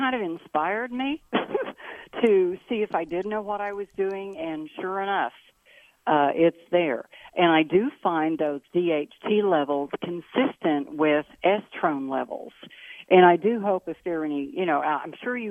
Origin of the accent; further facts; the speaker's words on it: Gainesville, Missouri, United States; I was born in Gainesville, Missouri